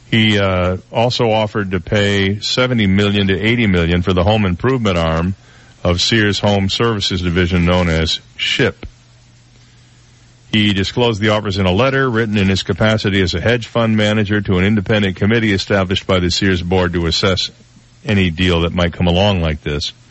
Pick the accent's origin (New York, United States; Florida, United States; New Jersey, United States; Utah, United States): Florida, United States; where are you from? And you say, Florida. And they go, oh, well, do you know so and so? You know, 21 million people in this state, so it might be likely you don't know them.